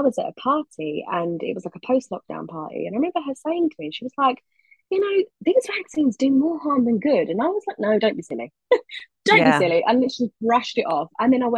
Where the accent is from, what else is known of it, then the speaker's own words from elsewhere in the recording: London, United Kingdom; I'm from London